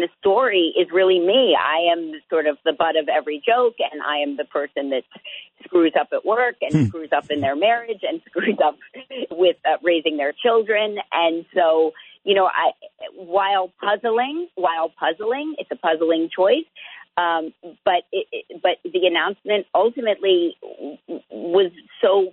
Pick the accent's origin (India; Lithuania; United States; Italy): United States; New Jersey; We're from neighboring hometowns